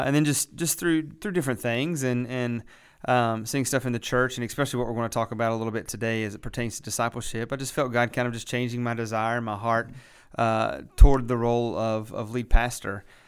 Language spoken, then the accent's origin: English; West Virginia, United States; moved away as an adult; also born or lived in Lynchburg, Virginia; now in Boiling Springs, United States; I am originally from West Virginia. Uh, grew up out in the country, um, just in West Virginia